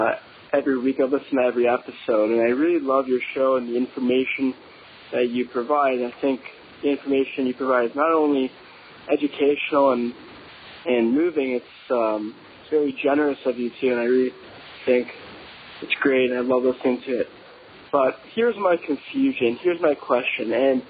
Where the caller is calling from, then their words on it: Toronto, Ontario, Canada; I'm from Toronto, Canada.